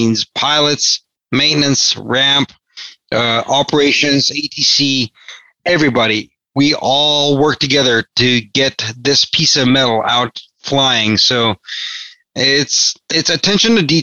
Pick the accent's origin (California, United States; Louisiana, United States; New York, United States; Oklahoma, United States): California, United States; Los Angeles; I wasn't born in the United States, but I did grow up in California, in the United States, obviously. I grew up in Los Angeles